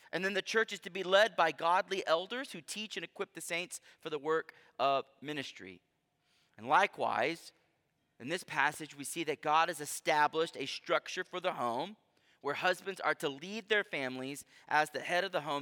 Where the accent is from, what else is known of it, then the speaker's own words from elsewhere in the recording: United States; I love being American